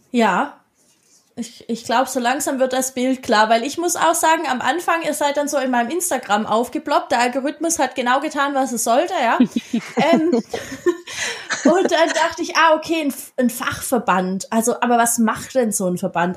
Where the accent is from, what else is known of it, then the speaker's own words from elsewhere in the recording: Baden-Württemberg, Germany; ich bin ja aus Baden-Württemberg, die meisten hören